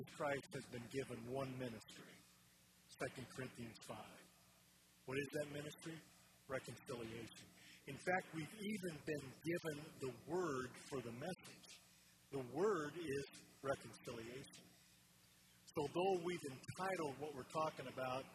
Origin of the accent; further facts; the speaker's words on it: DeKalb County, Indiana, United States; I grew up in DeKalb County, Indiana